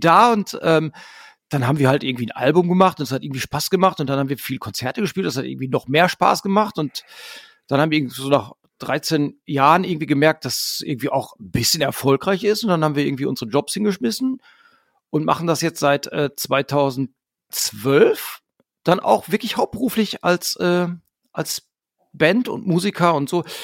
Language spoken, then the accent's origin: German; Hamm, North Rhine-Westphalia, Germany; wir kommen halt alle aus Hamm, wir haben uns in Hamm gegründet